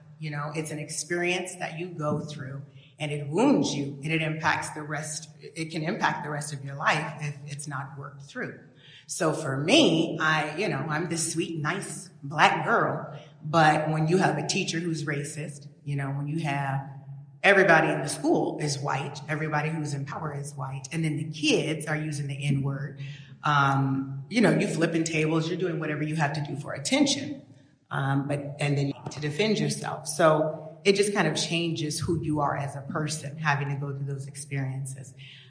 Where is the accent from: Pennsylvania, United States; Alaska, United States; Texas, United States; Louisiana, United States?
Alaska, United States; Wasilla; because I was raised in Wasilla, and my family was one of the first Black families out there in the 70s.